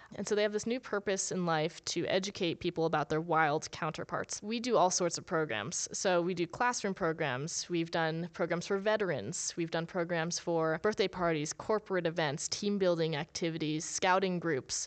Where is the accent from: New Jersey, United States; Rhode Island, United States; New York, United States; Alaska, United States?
New Jersey, United States; moved away; also born or lived in Las Vegas; Growing up in New Jersey